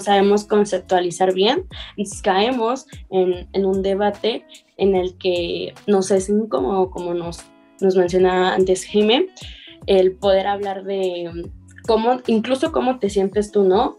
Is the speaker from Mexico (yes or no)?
yes; Mexico; nosotros como personas mexicanas